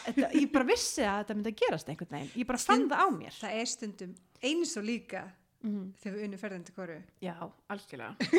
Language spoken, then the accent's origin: Icelandic; Iceland; ég er frá Íslandi ég er háskóla lemi